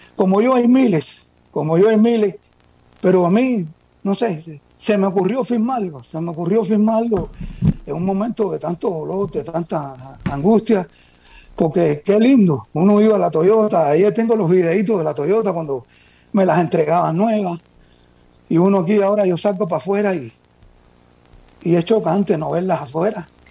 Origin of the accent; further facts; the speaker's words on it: Cuba; moved away as an adult; yo nací en Cuba, llevo aquí, llegué al país hace como unos 20 años.